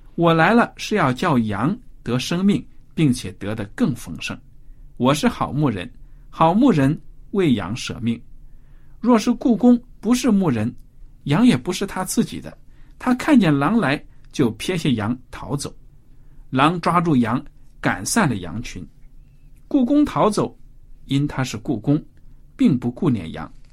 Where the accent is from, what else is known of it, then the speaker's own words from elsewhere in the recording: China; 我们中国人常说猫是奸臣